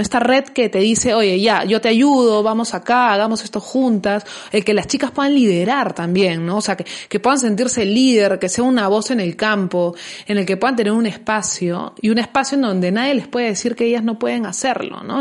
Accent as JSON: {"language": "Spanish", "country": "Peru", "said": "nosotros como, como peruanos"}